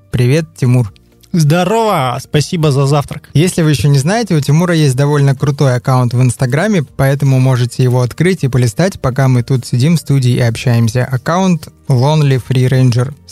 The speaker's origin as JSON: {"language": "Russian", "region": "Chukotka Autonomous Okrug", "country": "Russia", "tie": "born or raised there", "said": "Насколько я помню себя еще в детстве, поскольку мы часто с Чукотки"}